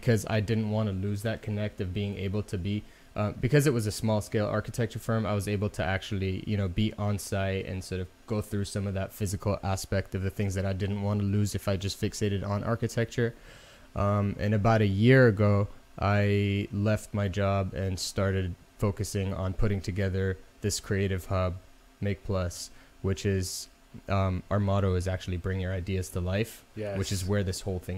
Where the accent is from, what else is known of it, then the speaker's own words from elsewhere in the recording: Dubai, United Arab Emirates; I was born and raised in the Middle East, in Dubai, to be specific